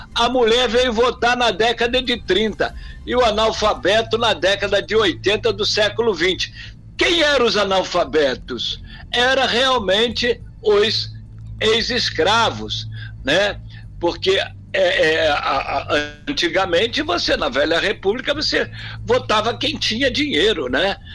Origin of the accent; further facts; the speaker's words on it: Angra dos Reis, Rio de Janeiro, Brazil; o Rio da minha terra aonde eu ia quando pequeno com meus pais, meus tios, tomar banho depois da praia